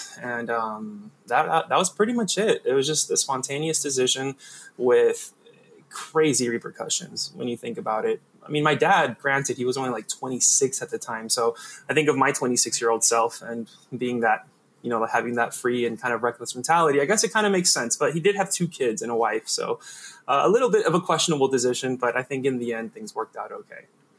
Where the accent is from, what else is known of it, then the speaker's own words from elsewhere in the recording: Atlanta, Georgia, United States; moved away as an adult; also born or lived in Venezuela / Argentina / Chile / Uruguay; now in Paraguay; I'm 30 years old. I was born in Venezuela. I was raised in Atlanta. And then when I was 18, I moved to Argentina. Then I lived in Chile and in Uruguay for a bit, but mostly in Argentina.